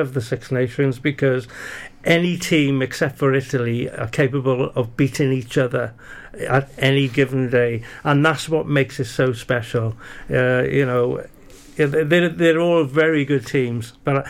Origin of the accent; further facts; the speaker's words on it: Wales, United Kingdom; being a Welsh lad